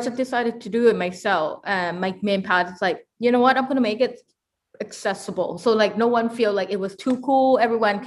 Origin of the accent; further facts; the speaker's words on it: Victoria, British Columbia, Canada; I grew up in Victoria